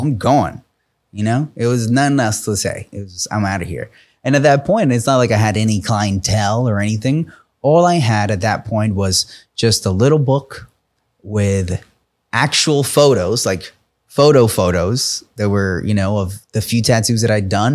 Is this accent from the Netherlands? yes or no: no; New York, United States; I'm from New York